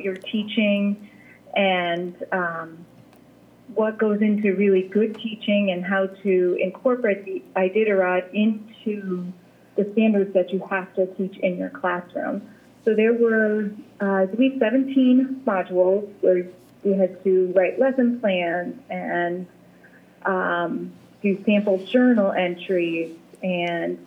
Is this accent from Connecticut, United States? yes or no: yes; Mansfield, Connecticut, United States; also born or lived in Virginia Beach, Virginia; I'm from Mansfield, Connecticut.